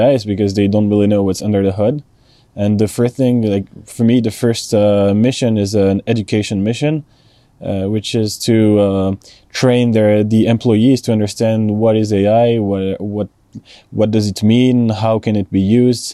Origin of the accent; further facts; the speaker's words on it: France; I'm from France